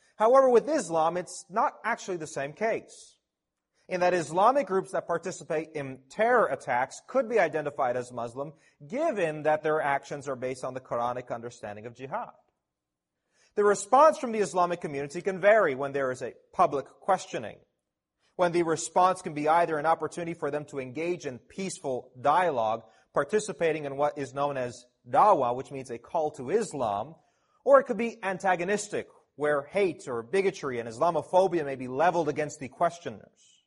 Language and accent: English; Toronto, Ontario, Canada; I'm a local Canadian, born and raised in Toronto